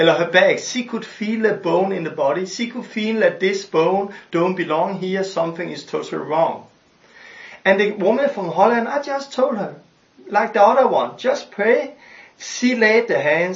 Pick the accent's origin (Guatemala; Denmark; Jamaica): Denmark; I'm from Denmark